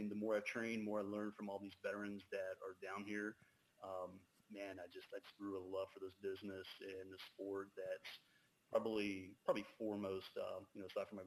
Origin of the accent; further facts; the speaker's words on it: the South, Alabama, United States; I grew up down here in the South, so we always went uh, to the Houston County Farm Center every Saturday